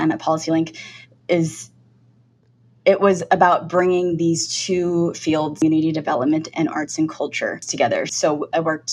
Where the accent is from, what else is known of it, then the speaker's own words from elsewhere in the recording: United States; now in San Francisco, United States; being Chinese American and born in this country.